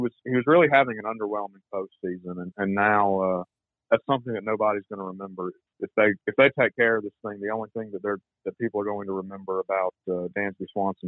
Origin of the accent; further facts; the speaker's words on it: Georgia, United States; Dansby and I are about the same age. I'm not from Atlanta, but I'm from Georgia.